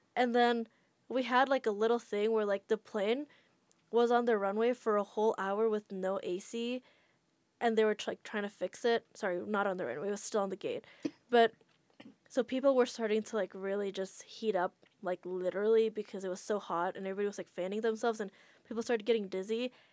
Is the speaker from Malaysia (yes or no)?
no; Jakarta, Indonesia; moved away as an adult; now in United States; Yeah, I grew up in Jakarta, and then my family moved there while I was already in the U S